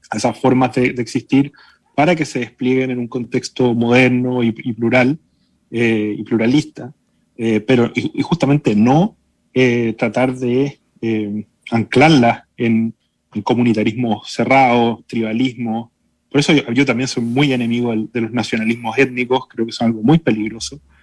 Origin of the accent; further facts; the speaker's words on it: Chile; los chilenos somos un pueblo mestizo